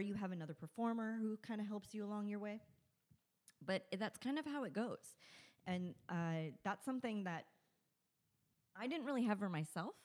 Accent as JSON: {"language": "English", "town": "Victorville", "region": "California", "country": "United States", "tie": "born or raised there", "said": "I grew up in Victorville"}